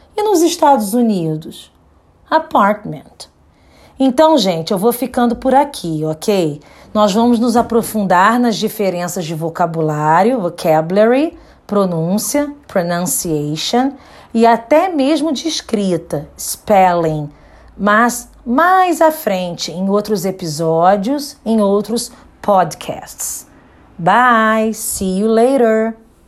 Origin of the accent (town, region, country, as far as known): Brazil